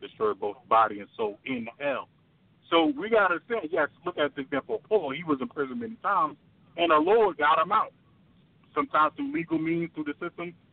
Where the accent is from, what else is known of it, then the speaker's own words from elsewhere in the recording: New York City, New York, United States; I grew up in Brooklyn, New York